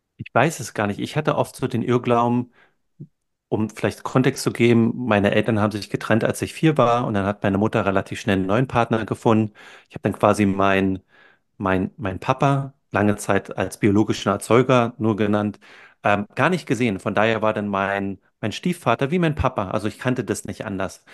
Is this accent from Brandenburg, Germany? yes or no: yes; Brandenburg, Germany; moved away as an adult; also born or lived in Berlin / California / Maastricht / Silicon Valley; now in New Zealand; bin in der Nähe von Berlin aufgewachsen